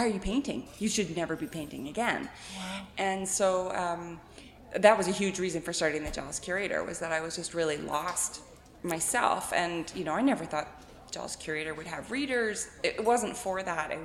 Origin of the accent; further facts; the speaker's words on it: the Okanagan, British Columbia, Canada; I grew up in the Okanagan being an art kid